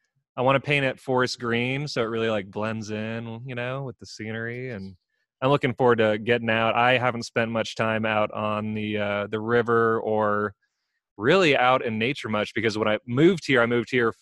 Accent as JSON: {"language": "English", "region": "California", "country": "United States", "tie": "born or raised there", "moved": "yes", "said": "I grew up in California"}